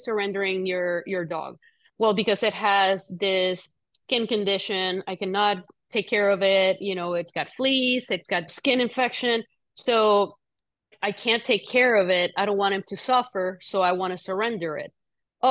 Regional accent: Puerto Rico; moved away; I grew up in Puerto Rico.

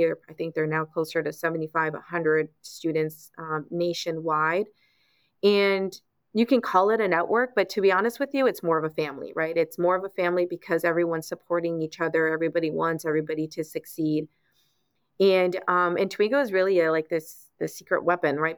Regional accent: Los Angeles, California, United States; I grew up in Los Angeles

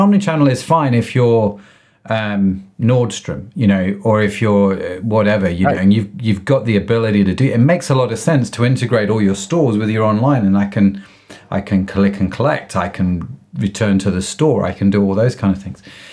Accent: United Kingdom; I'm a Brit. I live in the UK

